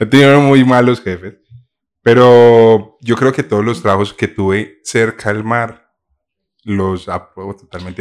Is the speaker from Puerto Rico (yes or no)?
no; Paisa, Antioquia, Colombia; ser paisa y vivir en otra parte